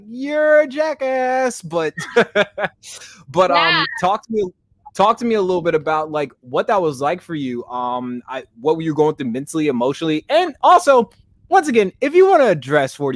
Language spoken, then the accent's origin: English; Kansas, United States; I'm from Kansas, but I grew up with Samoans